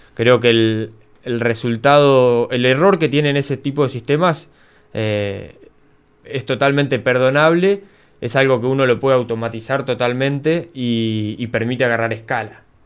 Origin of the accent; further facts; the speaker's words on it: Coronel Suárez, Buenos Aires Province, Argentina; also born or lived in Bahía Blanca; yo soy de acá de Colón Suárez